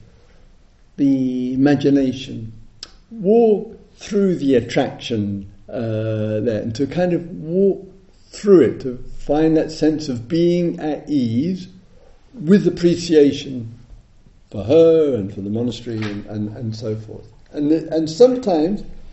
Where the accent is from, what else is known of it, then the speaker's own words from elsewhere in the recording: England, United Kingdom; I'm English